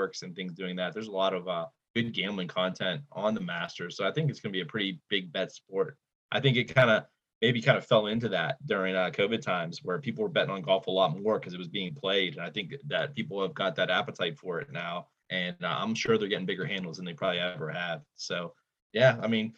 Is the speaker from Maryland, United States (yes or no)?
no; Western and Central Pennsylvania, United States; we're from Western and Central PA.